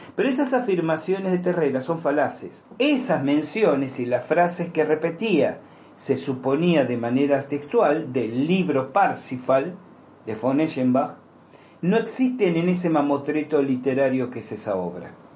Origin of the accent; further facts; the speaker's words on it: Argentina; como argentino